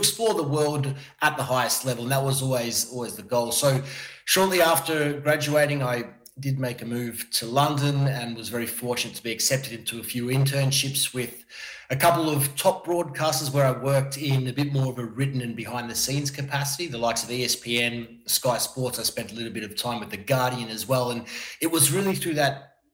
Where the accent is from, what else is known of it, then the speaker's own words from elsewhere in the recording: Melbourne, Victoria, Australia; moved away as an adult; also born or lived in Miami / Qatar / New York; now in Milan, Italy; back to Melbourne for a little bit where I'm from